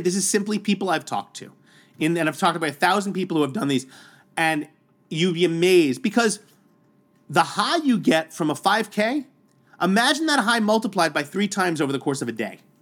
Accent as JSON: {"language": "English", "town": "New York City", "region": "New York", "country": "United States", "tie": "born or raised there", "said": "growing up in New York City public schools in Staten Island, New York"}